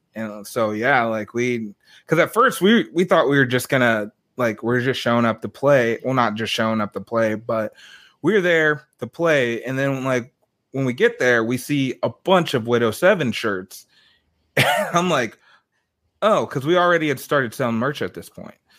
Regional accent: Des Moines, Iowa, United States; moved away as an adult; also born or lived in Dallas, Texas; I'm from Des Moines, Iowa. I moved down there in 2016

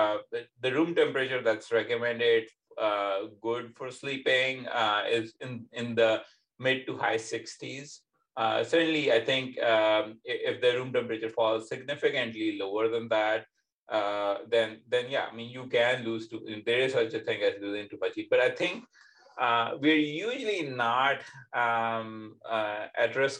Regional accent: Pakistan; now in Indiana, United States; being young, growing up in Pakistan, where it tends to be significantly hotter than, for example, here in America

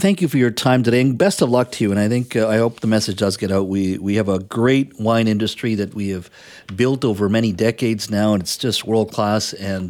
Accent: British Columbia, Canada; as British Columbians, as those of us in Metro Vancouver and Southern Vancouver Island?

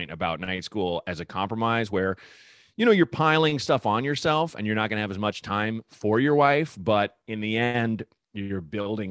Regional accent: Portland, United States; I grew up in Portland.

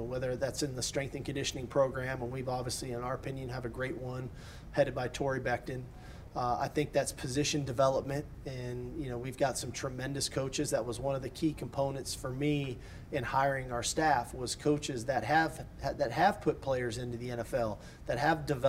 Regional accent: California, United States; moved away as an adult; as a kid growing up in California

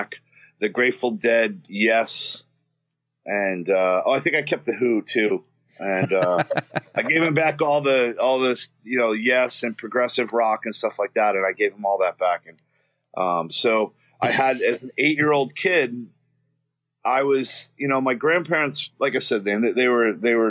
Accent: the South, United States; accent: Southern; moved away; also born or lived in Queens, New York / Astoria, New York; at the time I did have a Southern accent, you know, because I grew up in the South

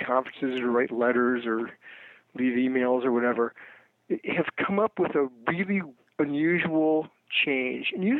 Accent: Iowa, United States; moved away; I grew up in Iowa

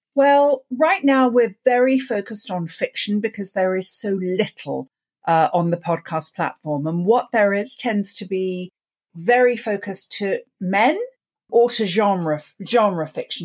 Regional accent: London, United Kingdom; I grew up in London, and I grew up listening to the B B C radio plays

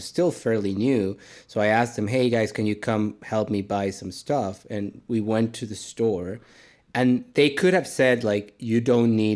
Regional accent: Mexico City, Mexico; moved away; I grew up in Mexico City

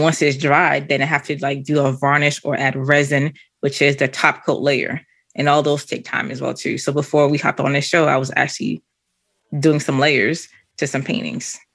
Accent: Canada; moved away; also born or lived in Boston / Haiti; originally, I'm from Canada

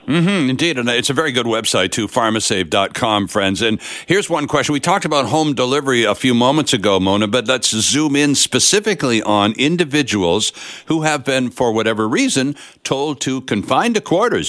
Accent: Canada; us being Canadian

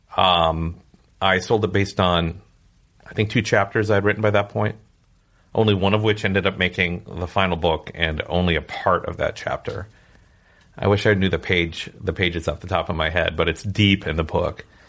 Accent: Minnesota, United States; growing up in Minnesota

